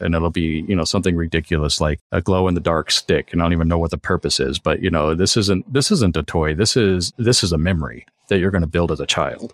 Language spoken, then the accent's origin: English; Colorado, United States; moved away as an adult; now in Los Angeles, United States; I grew up in Colorado and moved out to L A about, well, it's hard to say, but I think about twenty years ago.